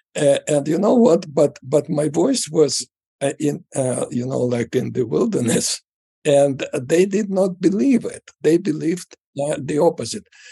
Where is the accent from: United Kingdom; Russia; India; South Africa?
Russia; moved away as an adult; now in United States; I grew up in the Soviet Union uh, after Stalin, uh, under Brezhnev